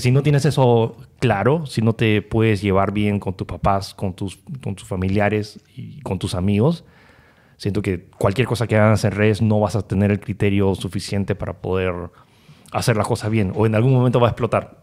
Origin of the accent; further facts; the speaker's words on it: Peru; somos peruanos